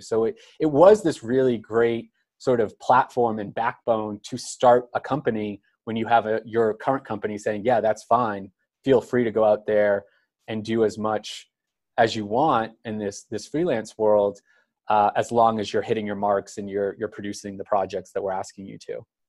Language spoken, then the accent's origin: English; Cape Cod, Massachusetts, United States; I'm from Cape Cod, Massachusetts